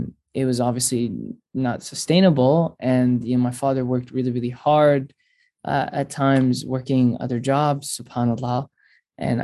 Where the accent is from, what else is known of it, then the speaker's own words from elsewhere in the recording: Orlando, Florida, United States; I grew up in Orlando, Florida, and I grew up to two amazing Syrian immigrant parents